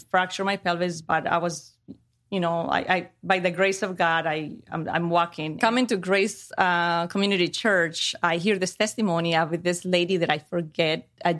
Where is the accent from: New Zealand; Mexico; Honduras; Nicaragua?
Mexico; also born or lived in Chicago, United States; I was born in Chicago, but then my parents sent me to Mexico. And I grew up with my grandparents